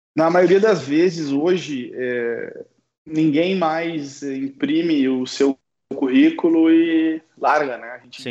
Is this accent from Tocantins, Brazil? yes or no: no; Uruguaiana, Rio Grande do Sul, Brazil; moved away; na minha cidade natal, aqui em Uruguaiana